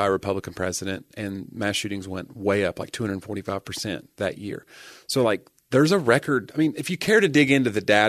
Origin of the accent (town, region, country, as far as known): United States